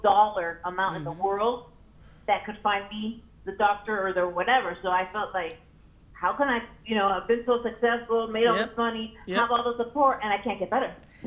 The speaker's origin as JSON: {"language": "English", "town": "Miami", "region": "Florida", "country": "United States", "said": "I'm from Miami, Florida"}